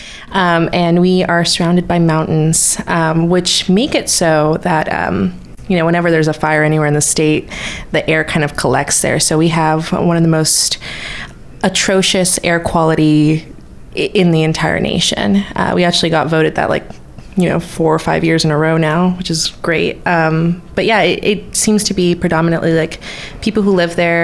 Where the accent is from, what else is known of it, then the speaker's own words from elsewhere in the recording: Bakersfield, California, United States; I am 20 years old and I am from Bakersfield, California